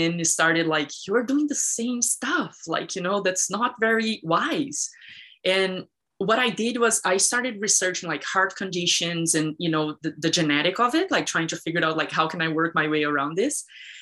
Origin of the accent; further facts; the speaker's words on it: Brazil; moved away; I was raised in Brazil